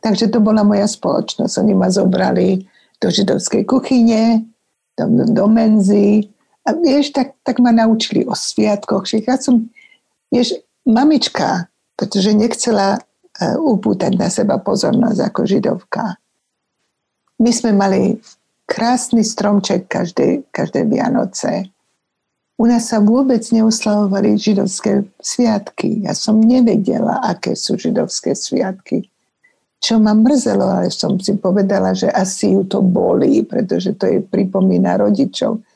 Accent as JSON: {"language": "Slovak", "country": "Slovakia", "also_born_or_lived": "Germany", "moved": "as an adult", "said": "keby som bola, zostala v Československu"}